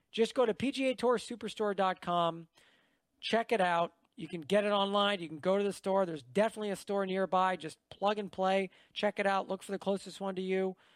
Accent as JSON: {"language": "English", "town": "Raleigh", "region": "North Carolina", "country": "United States", "tie": "born or raised there", "said": "coming to my hometown. It's only going to be 15 minutes from where I live."}